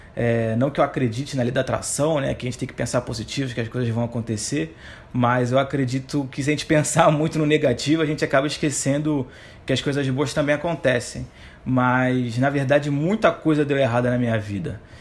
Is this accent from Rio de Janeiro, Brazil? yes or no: yes; Rio de Janeiro, Brazil; moved away as an adult; now in Recife, Brazil; sou carioca, nasci no Rio de Janeiro, atualmente moro em Recife há 10 anos